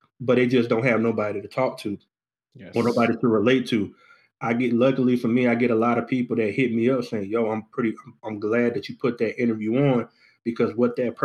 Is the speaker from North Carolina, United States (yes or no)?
yes; Goldsboro, North Carolina, United States; moved away as an adult; now in Charlotte, United States; I'm originally from Goldsboro, North Carolina